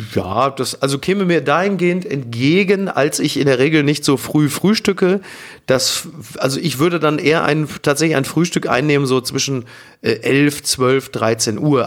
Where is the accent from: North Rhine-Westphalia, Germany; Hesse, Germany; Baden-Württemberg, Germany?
North Rhine-Westphalia, Germany; Ruhr area; ich komme aus dem Ruhrgebiet